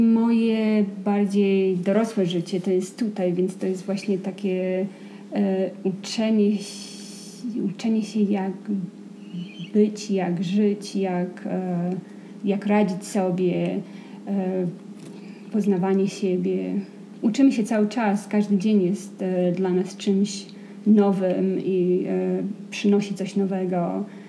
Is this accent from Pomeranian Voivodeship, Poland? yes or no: no; Białystok, Podlaskie Voivodeship, Poland; now in Santa Fe, United States; Ja jestem z Białegostoku.